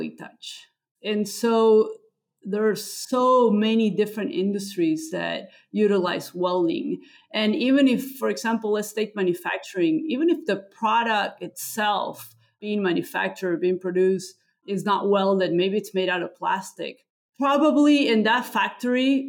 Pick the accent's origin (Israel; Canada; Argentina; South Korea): Argentina; English is a second language; now in United States; when I was growing up in Argentina